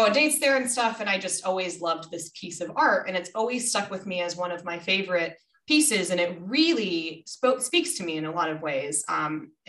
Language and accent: English; Minnesota, United States; I was born in Minnesota